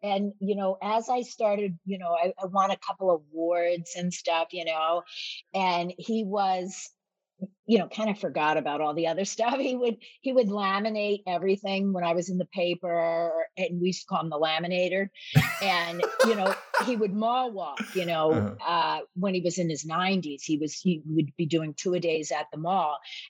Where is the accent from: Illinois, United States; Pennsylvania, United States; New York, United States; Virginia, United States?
Pennsylvania, United States; Philadelphia; moved away as an adult; now in Boston, United States; So I was working at a law firm in Philadelphia, and I moved out of my house when I was 19 because my father was a Marine.